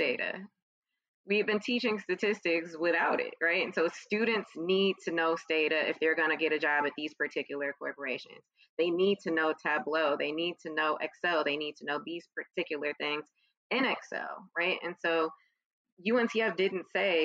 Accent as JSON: {"language": "English", "town": "Chicago", "region": "Illinois", "country": "United States", "tie": "born or raised there", "said": "when I was growing up in Chicago"}